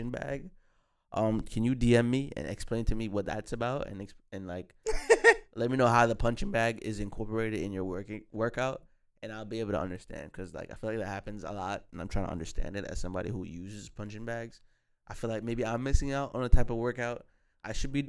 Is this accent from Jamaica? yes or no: yes; Jamaica; We're both from Jamaica.